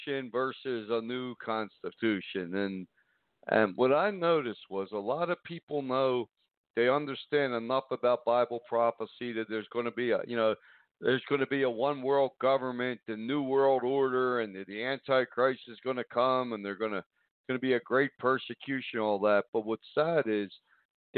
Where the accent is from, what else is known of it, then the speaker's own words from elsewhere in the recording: United States; we're American